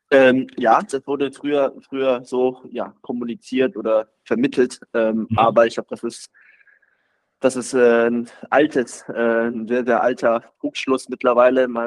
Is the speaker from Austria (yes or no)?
no; Baden-Württemberg, Germany; ich würde mich schon selber auch als Schwabe identifizieren.